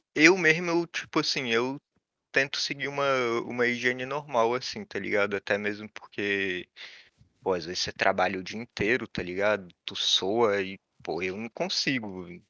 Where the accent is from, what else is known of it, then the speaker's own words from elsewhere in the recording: Rio de Janeiro, Brazil; moved away as an adult; eu nasci no Rio, né, cara? Eu nasci do, do lado da favela, eu nasci no Estácio. E na época que eu nasci lá, aquilo lá era uma favela cabulosa